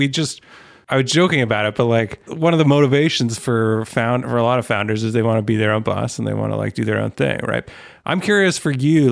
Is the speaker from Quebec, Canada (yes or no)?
no; Toronto, Ontario, Canada; I'm also Canadian, also from Toronto.